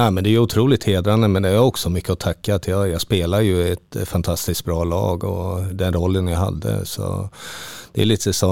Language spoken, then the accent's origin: Swedish; Halmstad, Halland County, Sweden; för emellan jul och nyår när jag var hemma i Halmstad.